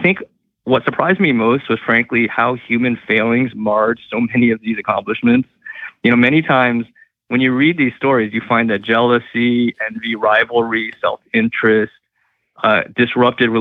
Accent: Massachusetts, United States; my home state of Massachusetts

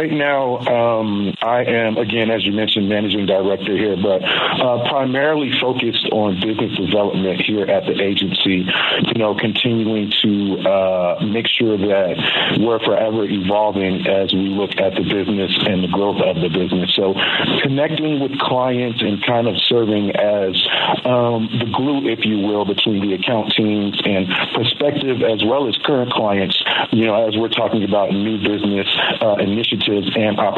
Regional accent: Florida, United States; moved away; I'm actually from Florida.

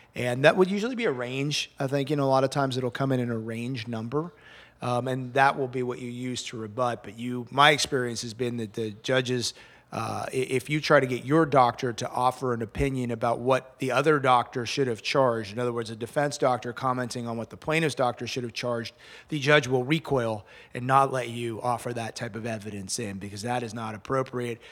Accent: Montreal, Quebec, Canada; moved away as an adult; also born or lived in Kingston, Canada; now in Miami, United States; born and raised in Montreal, uh, nineteen sixty-seven and ninety-two, and then I moved to Miami

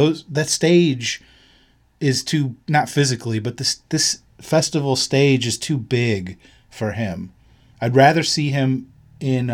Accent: Tennessee, United States; moved away; I was back home in Tennessee

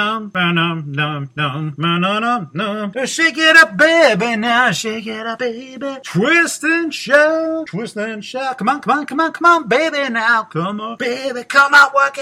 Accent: Geelong, Victoria, Australia; I'm from Geelong, Victoria, Australia

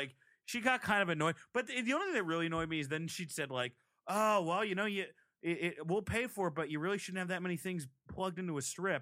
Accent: Providence, Rhode Island, United States; I'm from Providence.

